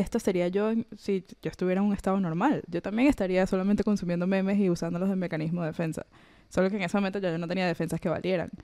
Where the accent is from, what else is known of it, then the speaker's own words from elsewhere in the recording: Venezuela; moved away; yo crecí en la Venezuela de Chávez